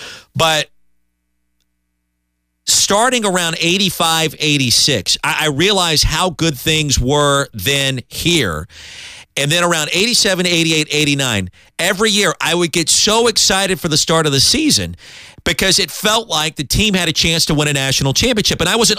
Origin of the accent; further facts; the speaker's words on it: Columbia, South Carolina, United States; remember, I grew up in Columbia, so we would go to South Carolina games, we'd go to Clemson games.